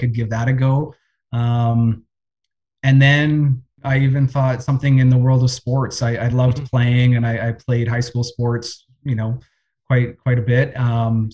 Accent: Winnipeg, Manitoba, Canada; Winnipeg boy, born and raised, spent all of my school years here

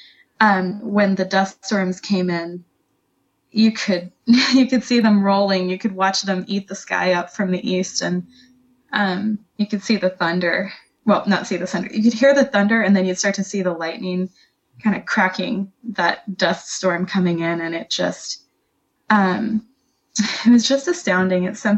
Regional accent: Niger; now in United States; But I grew up in West Africa in Niger Republic.

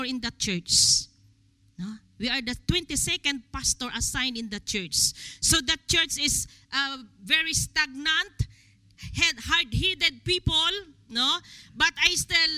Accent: Philippines; It's a great pleasure for me as Filipino

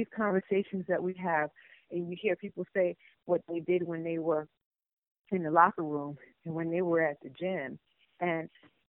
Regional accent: Chicago, Illinois, United States; Oh, I'm from Chicago, and I used to see him come to that McDonald's

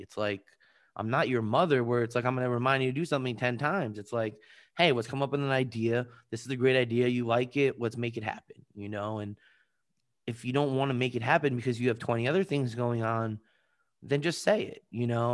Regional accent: Long Island, New York, United States; also born or lived in Washington, D.C.; I'm originally from Long Island, New York

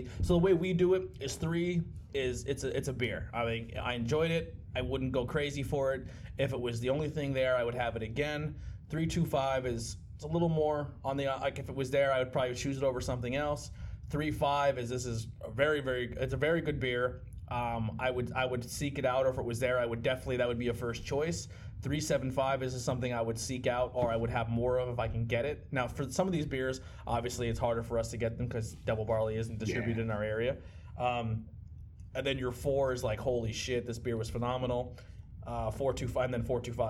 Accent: Pottsville, Pennsylvania, United States; hometown crowd, we're from Pottsville

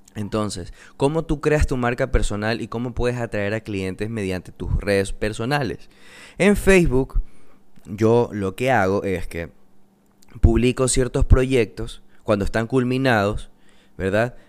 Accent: coast of Ecuador, Manabí, Ecuador; yo soy de Ecuador, soy de la costa de Ecuador, específicamente de Manabí.

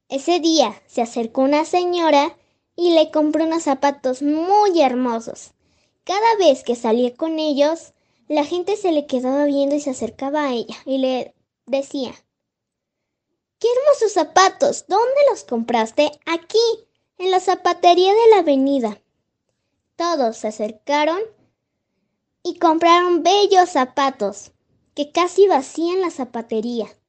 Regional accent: Mexico; tengo nueve años, voy en cuarto de primaria, en la escuela Aníbal Ponce, y soy mexicana.

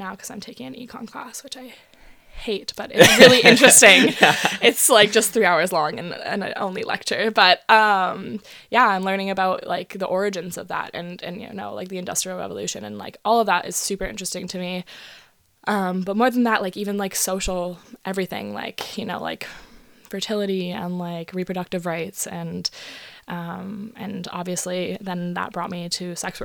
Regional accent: Vancouver, British Columbia, Canada; I grew up in East

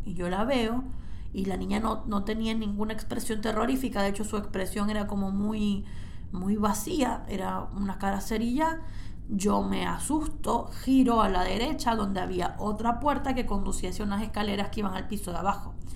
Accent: Cabimas, Zulia, Venezuela; Yo crecí en una casa en Venezuela, en Cabimas, en el estado Zulia

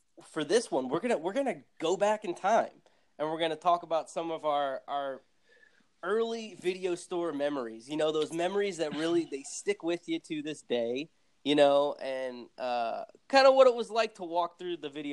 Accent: New Jersey, United States; So I grew up in New Jersey

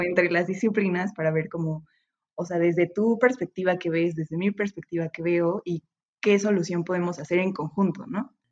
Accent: Metepec, State of Mexico, Mexico; moved away as an adult; now in Puebla, Mexico; yo soy de, de Toluca, de Metepec, Estado de México

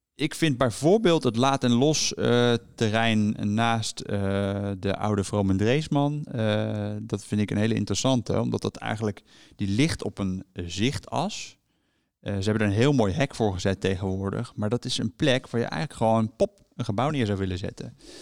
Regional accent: Haarlem, North Holland, Netherlands; also born or lived in Enschede / The Hague; now in Delft, Netherlands; ik ben zelf eh, geboren in Haarlem, heb een tijdje in Enschede gewoond en woon nu overigens in Delft

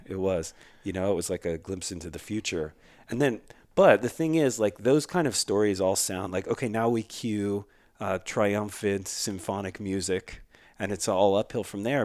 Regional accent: Philadelphia, Pennsylvania, United States; the community I grew up in in Philadelphia

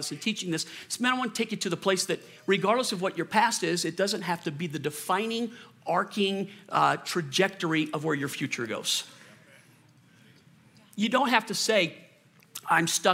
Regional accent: New Orleans, Louisiana, United States; moved away; also born or lived in Colorado; I was born in Louisiana and I grew up in New Orleans.

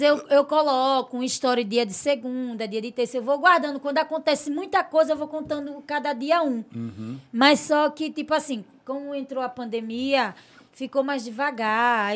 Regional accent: Porto Real do Colégio, Alagoas, Brazil; De Porto Real do Colégio, São Brás, que é tudo colégio, foi onde eu me criei.

